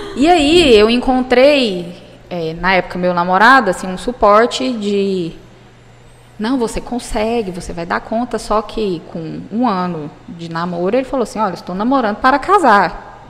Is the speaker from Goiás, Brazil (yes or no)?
yes; Jataí, Goiás, Brazil; also born or lived in Goiânia; eu sou de Goiás, sou do interior de Goiás, sou de Jataí. Fui para Goiânia para fazer o cursinho